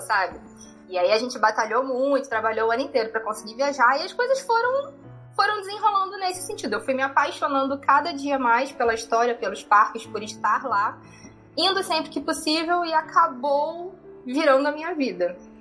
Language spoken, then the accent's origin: Portuguese; Rio de Janeiro, Brazil; moved away as an adult; eu sou carioca, morei no Rio de Janeiro a minha vida toda também